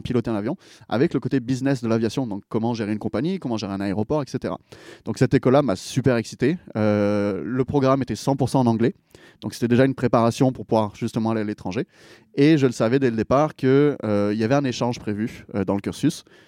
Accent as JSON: {"language": "French", "town": "Pélissanne", "region": "Provence-Alpes-Côte d'Azur", "country": "France", "also_born_or_lived": "United States", "moved": "as an adult", "lives_now": "Montreal, Canada", "said": "Je viens d'un petit village qui s'appelle Pélissane."}